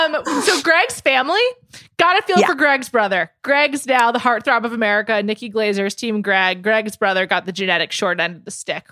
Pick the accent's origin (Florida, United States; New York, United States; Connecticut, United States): New York, United States; New York City; moved away as an adult; also born or lived in Los Angeles; I moved back to be near my parents during the pandemic, too, but I'm from New York City